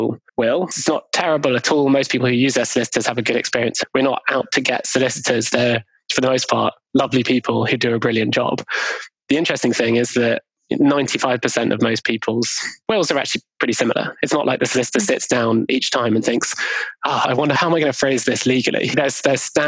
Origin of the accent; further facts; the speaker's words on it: London, United Kingdom; where I grew up in Golders Green in London